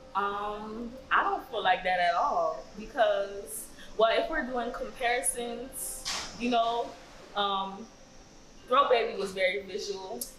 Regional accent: Miami, Florida, United States; I'm from Miami.

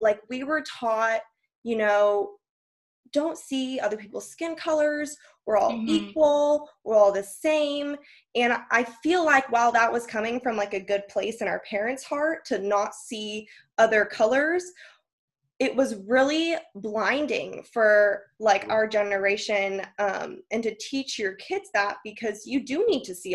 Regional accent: Northern California, United States; moved away; also born or lived in Kentucky; I grew up in Northern California

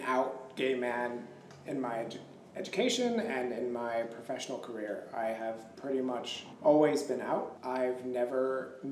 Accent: Los Angeles, California, United States; also born or lived in New York City; I am born and raised in Los Angeles

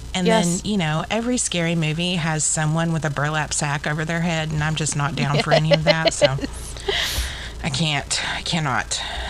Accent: Texas, United States; I'm from Texas.

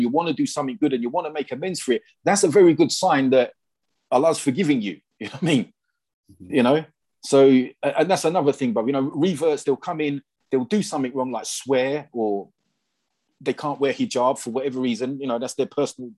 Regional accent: England, United Kingdom; when you're English

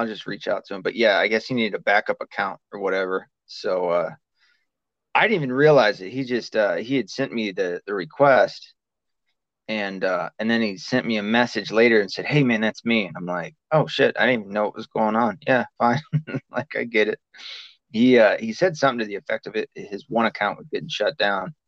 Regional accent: the South, United States; moved away; we're both from the South

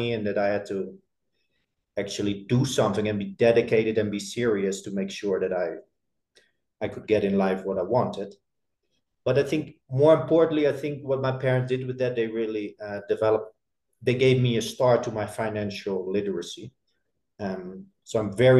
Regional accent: Netherlands; I grew up in a pretty small town in the Netherlands

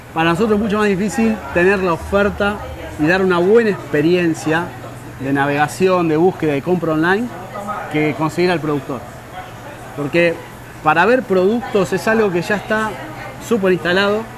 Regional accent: Casilda, Santa Fe, Argentina; moved away; yo nací en Casilda, que es una ciudad de unos 30.000 habitantes, en el corazón de la Pampa Húmeda, cerca de, Rosario

